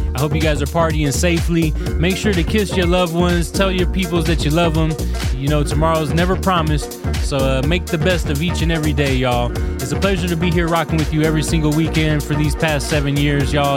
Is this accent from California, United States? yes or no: yes; Pasadena, California, United States; my hometown, Pasadena, California, USA